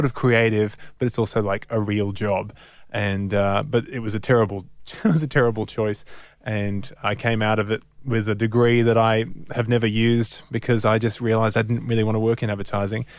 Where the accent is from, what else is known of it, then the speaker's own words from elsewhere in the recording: Sydney, New South Wales, Australia; in Crow's Nest, so the northern suburbs of Sydney.